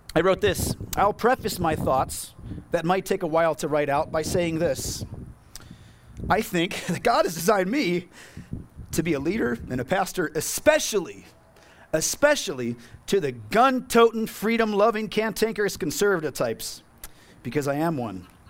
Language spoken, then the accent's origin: English; United States; As American Christians